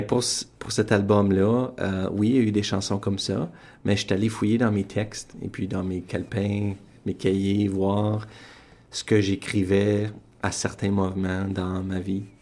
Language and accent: French; Sudbury, Ontario, Canada; je suis originaire de Sudbury, Ontario